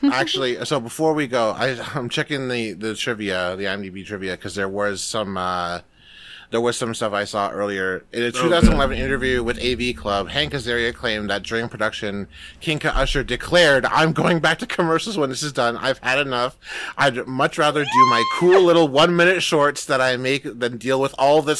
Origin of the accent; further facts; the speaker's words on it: Canada; Yeah. Yeah, I'm here. I am the Canadian content that will keep this podcast in line with current CRTC guidelines.